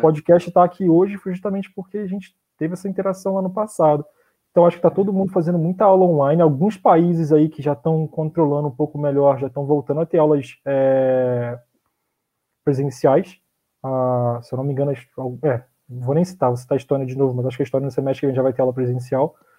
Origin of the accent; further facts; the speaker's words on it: Brazil; moved away as an adult; also born or lived in Portugal; Eu já sou brasileiro